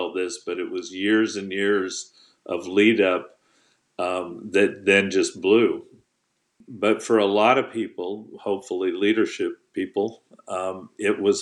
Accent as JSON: {"language": "English", "town": "Fresno", "region": "California", "country": "United States", "tie": "born or raised there", "said": "I had previously been city manager in my hometown of Fresno during the downturn"}